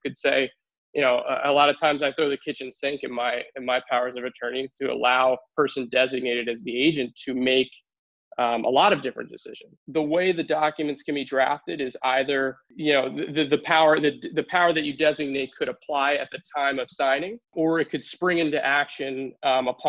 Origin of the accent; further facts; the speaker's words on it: Newtown, Pennsylvania, United States; also born or lived in Philadelphia, Pennsylvania; I made my way back out here to Newtown, to my hometown